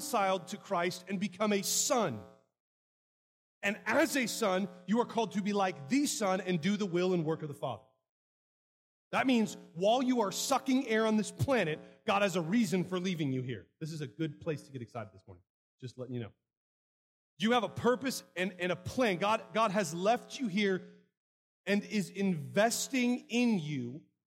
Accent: United States; I'm an American

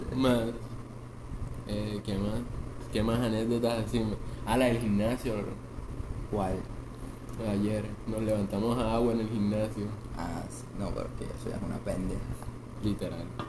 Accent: Montería, Córdoba, Colombia; De Montería, digan Montería, Colombia

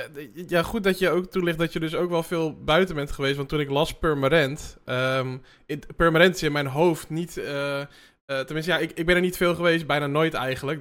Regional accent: Amsterdam, North Holland, Netherlands; ik ben in Amsterdam opgegroeid

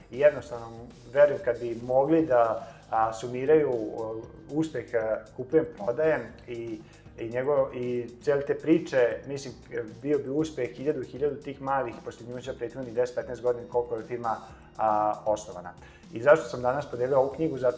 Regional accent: Serbia

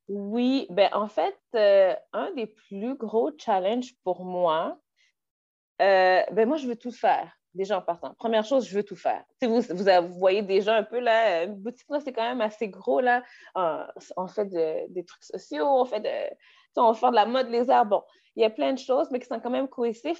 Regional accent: Quebec, Canada; Je suis euh, née au Québec de parents haïtiens. Euh, mm. j'ai grandi au Québec, j'ai fait mon éducation au Québec

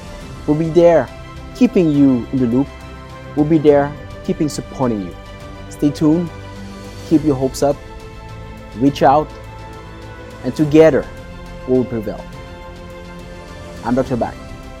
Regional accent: Canada; And we are actually from the other end of the world. He is from India. We're from Canada.

